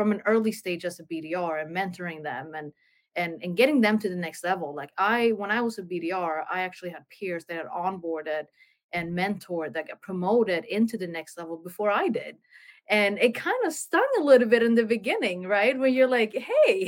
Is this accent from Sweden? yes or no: yes; Sweden; born and raised in Sweden